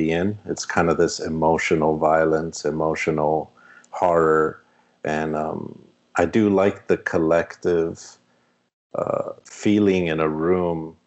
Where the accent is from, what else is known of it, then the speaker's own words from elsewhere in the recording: Miami, Florida, United States; we're from Miami